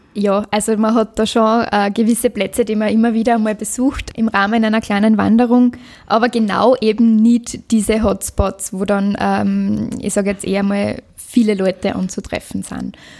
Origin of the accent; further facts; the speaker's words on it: Liezen District, Styria, Austria; meine Heimat, der Bezirk Lierzen